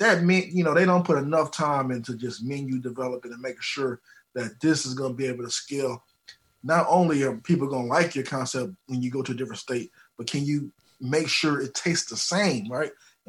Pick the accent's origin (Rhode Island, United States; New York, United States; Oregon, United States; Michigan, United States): Michigan, United States; Detroit; So what happened was, you know, I'm from Detroit, and if anybody out there been to Detroit or understands Detroit food culture, they know that we love our Coney Island hot dogs, right?